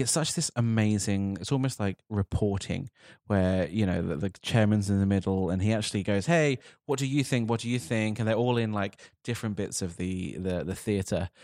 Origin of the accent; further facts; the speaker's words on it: United Kingdom; as a Brit sitting here right now